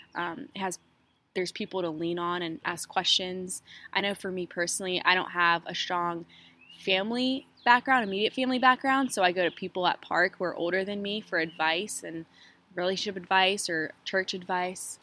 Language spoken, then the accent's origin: English; Fort Mill, South Carolina, United States; also born or lived in Queens, New York / Egypt (family origin); I was born in New York, in Queens, New York, and I moved to Fort Mill, South Carolina when I was seven, and I've been there ever since.